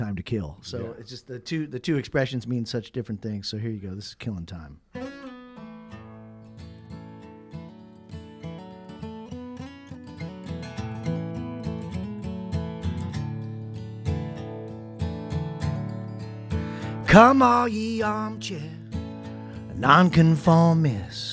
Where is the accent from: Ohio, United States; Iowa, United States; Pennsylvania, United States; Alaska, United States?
Ohio, United States; also born or lived in upstate New York; now in Tennessee, United States; I am from the Buckeye State. I was born in upstate New York. My mom's Canadian, actually. And then, no offense to you Hoosiers, I'm from Ohio. I'm a Buckeye. But I live in Tennessee now